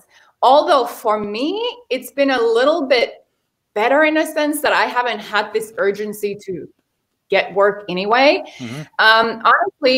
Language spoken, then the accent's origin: English; Finland; moved away as an adult; also born or lived in Chicago, United States / Miami, United States / Hawaii, United States; now in Los Angeles, United States; I was born in Finland